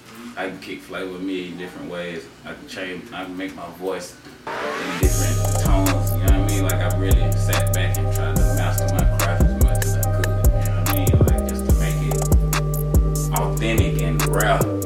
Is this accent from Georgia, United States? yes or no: yes; Gainesville, Georgia, United States; also born or lived in Africa; Well, you know, I was born in Gainesville, Georgia. You know what I'm saying? North Georgia, Northeast Georgia, be exact. My mama from Gainesville. My daddy from Africa. So, you know what I'm saying? I grew up in both places.